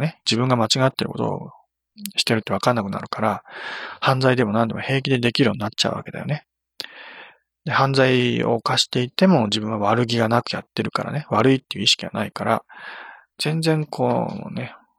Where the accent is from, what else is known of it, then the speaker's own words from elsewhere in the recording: Nagano, Japan; 私の地元